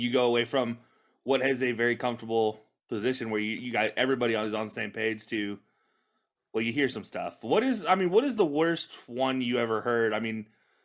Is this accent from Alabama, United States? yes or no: yes; Alabama, United States; where I grew up at in Alabama